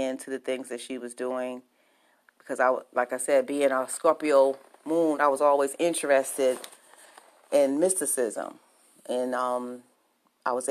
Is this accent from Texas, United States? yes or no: no; New York City, New York, United States; I was born and raised in New York City